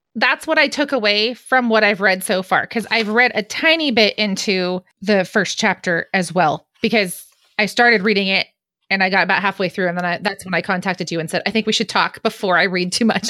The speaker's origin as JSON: {"language": "English", "country": "United States", "said": "I'm American"}